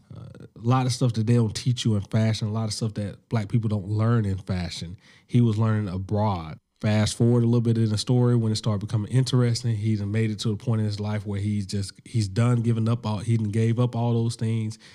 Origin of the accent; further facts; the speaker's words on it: Alabama, United States; I'm from Alabama.